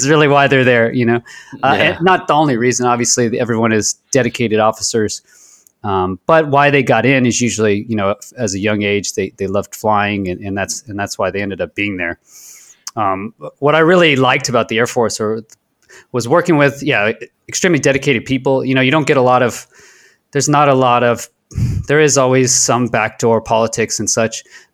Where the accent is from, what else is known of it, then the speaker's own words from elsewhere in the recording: Houston, Texas, United States; I grew up in Houston, Texas